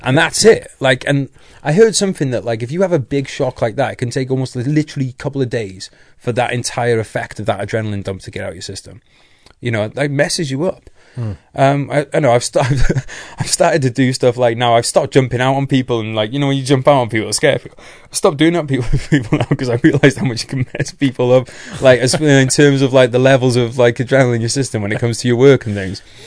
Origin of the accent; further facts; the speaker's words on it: North Wales, United Kingdom; I'm from North Wales